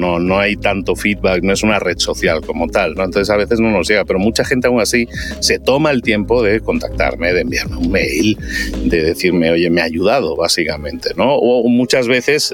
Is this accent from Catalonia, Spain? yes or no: yes; Barcelona, Catalonia, Spain; moved away as an adult; now in Mexico; soy de Barcelona, pero me fui a vivir a México hace ya 18 años.